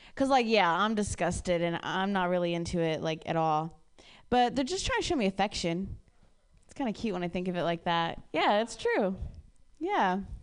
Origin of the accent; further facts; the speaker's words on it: Ohio, United States; moved away; I'm from Ohio originally and I was raised by like lesbian parents